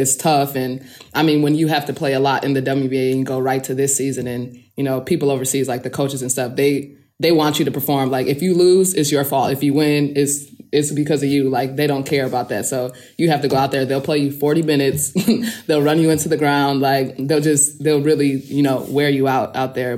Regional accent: Midwest, United States; moved away as an adult; also born or lived in Turkey; now in Kursk, Russia; I'm from the Midwest

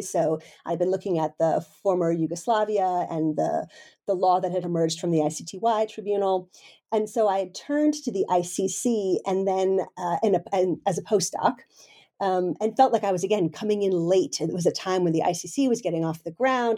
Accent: United States; moved away as an adult; now in Denmark; I'm originally an American

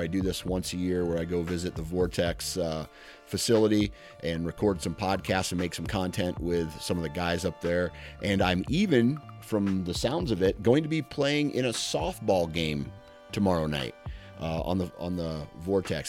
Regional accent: Iowa, United States; I'm from Iowa

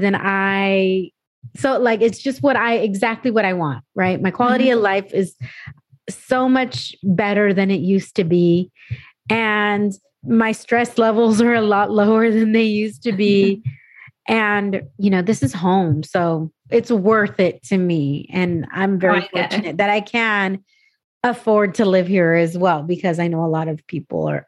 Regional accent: San Diego, California, United States; moved away as an adult; also born or lived in New Mexico / Arizona / Texas; I grew up in California, grew up in San Diego

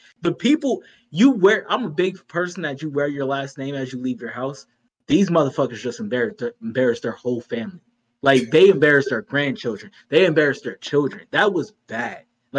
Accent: United States; I'm embarrassed as an American.

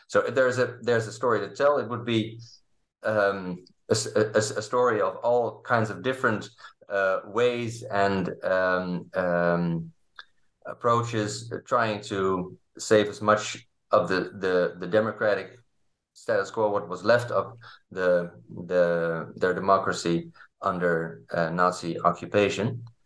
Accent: Leiden, South Holland, Netherlands; I grew up in, uh, in Leiden, in the Netherlands

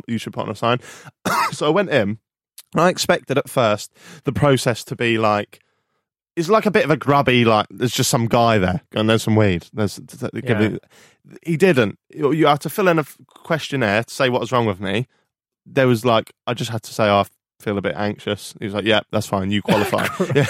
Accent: United Kingdom; But because we're British and we have this pessimistic way of life.

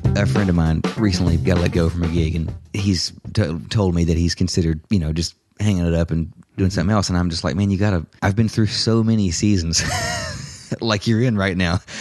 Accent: Lexington, United States; moved away; Lexington, my hometown

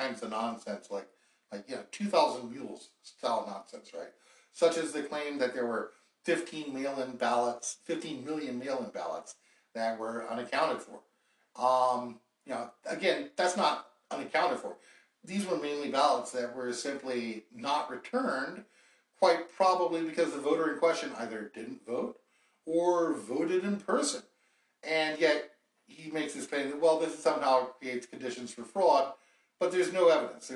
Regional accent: North Carolina, United States; my home state of North Carolina

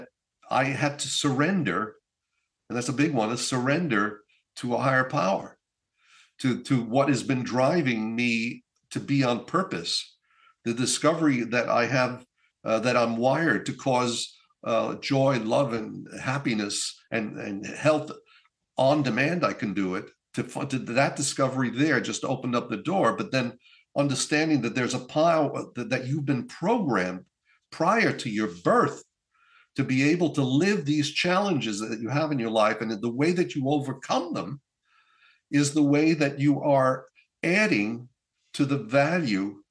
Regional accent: northern Italy, Italy; moved away; I was in my hometown in Italy, in northern Italy

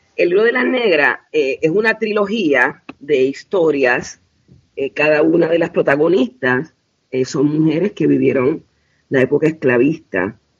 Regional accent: Puerto Rico; yo soy de Puerto Rico

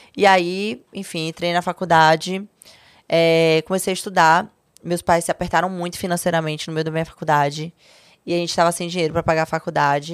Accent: Salvador, Bahia, Brazil; moved away as an adult; also born or lived in São Paulo; Minha mãe adoeceu, voltei para Salvador

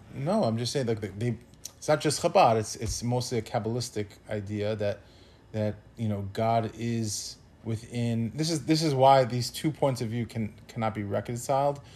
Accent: New Yorker, United States; as a New Yorker

